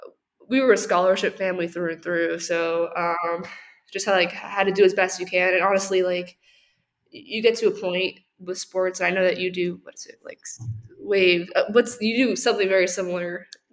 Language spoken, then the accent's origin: English; Chula Vista, California, United States; I grew up in San Diego, but very, very South San Diego. We have a lot of San Diegans here at UATX. I grew up in Chula Vista, about 5 miles from the U.S.-Mexico border.